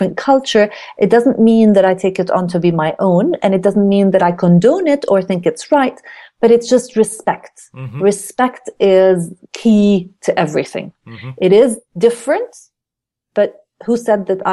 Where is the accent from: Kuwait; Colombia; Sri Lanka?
Kuwait; moved away; also born or lived in Jordan / United States / United Kingdom; I am a Jordanian. I was born in Jordan, but I then was raised in Kuwait